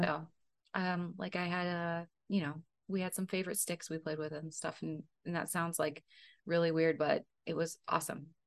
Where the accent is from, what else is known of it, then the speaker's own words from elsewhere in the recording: Central Valley, California, United States; also born or lived in Colorado; we moved to the Central Valley when I was four and a half.